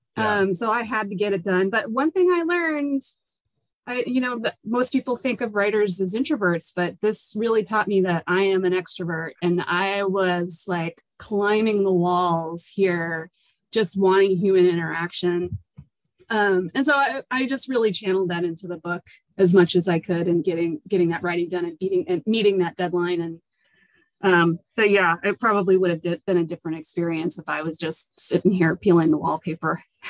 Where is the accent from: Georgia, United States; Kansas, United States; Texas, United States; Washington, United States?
Washington, United States; Seattle; I grew up in the Seattle area.